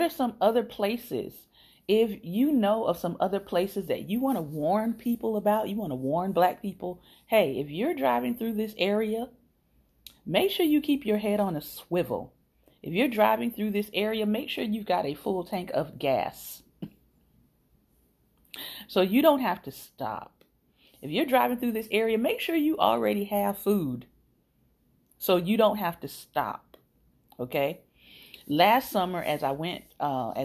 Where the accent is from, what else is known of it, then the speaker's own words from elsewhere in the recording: Miami, Florida, United States; moved away; also born or lived in Tallahassee, Florida; I'm from Miami